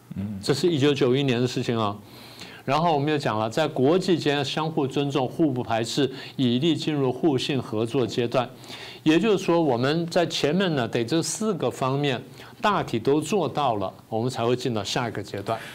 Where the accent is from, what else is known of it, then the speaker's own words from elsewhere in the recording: Taiwan; 我们台湾人不是笨， 我们台湾人是善良